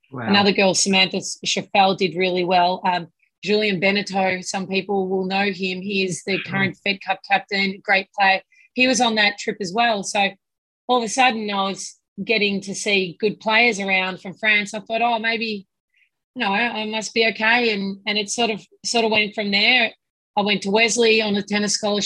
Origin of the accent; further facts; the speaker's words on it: Melbourne, Victoria, Australia; moved away as an adult; also born or lived in United States; now in Melbourne, Australia; I grew up in Hawthorne